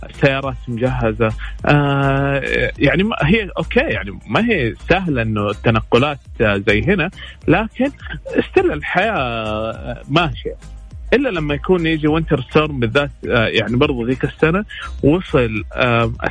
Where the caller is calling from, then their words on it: Riyadh, Riyadh Province, Saudi Arabia; اه من الرياض